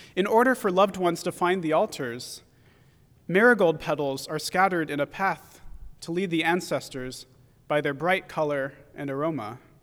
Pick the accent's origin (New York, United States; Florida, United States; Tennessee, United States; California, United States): California, United States; San Francisco Bay Area; growing up in the San Francisco Bay Area